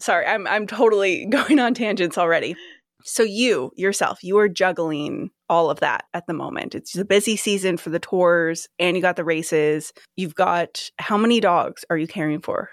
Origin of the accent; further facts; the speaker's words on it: Sacramento, California, United States; also born or lived in Folsom, California; I'm from Sacramento